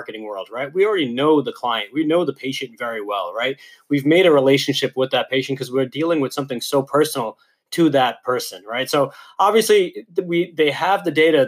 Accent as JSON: {"language": "English", "region": "New York", "country": "United States", "tie": "born or raised there", "said": "Growing up in New York"}